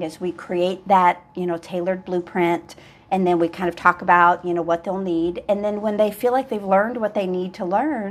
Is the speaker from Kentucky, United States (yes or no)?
yes; Louisville, Kentucky, United States; moved away; I'm from Louisville